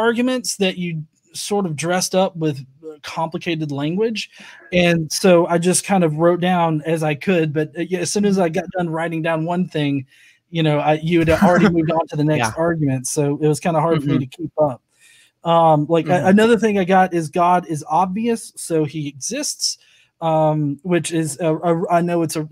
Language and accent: English; the South, United States; I'm from the South. I don't speak like, you know, high-speed train speeds